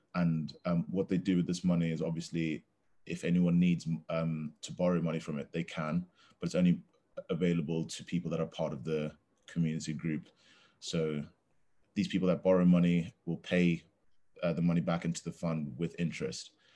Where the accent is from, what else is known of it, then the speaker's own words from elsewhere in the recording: Zambia; now in Durham, United Kingdom; I'm from Zambia, um, currently finishing my economics degree at Durham University